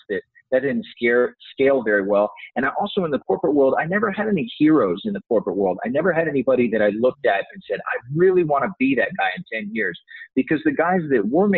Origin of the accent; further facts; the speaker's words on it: Texas, United States; I was born and raised in Texas, where I reside today